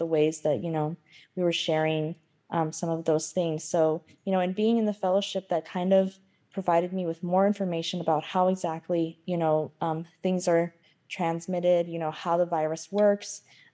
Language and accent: English; Pueblo of Acoma, New Mexico, United States; I'm from the Pueblo of Acoma, and I'm also Mexican-American.